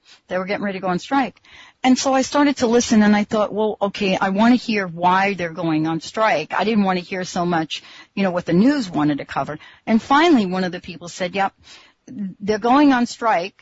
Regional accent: New Jersey, United States; also born or lived in New York; now in Seattle, United States; I was born in New York, grew up in New Jersey

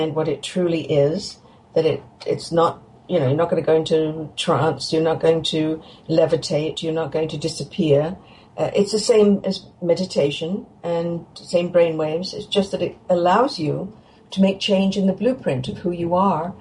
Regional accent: England, United Kingdom; now in Canada; I grew up in England

